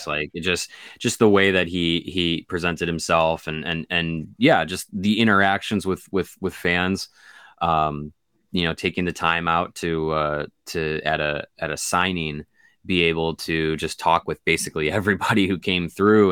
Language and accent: English; Kenosha, Wisconsin, United States; growing up in Kenosha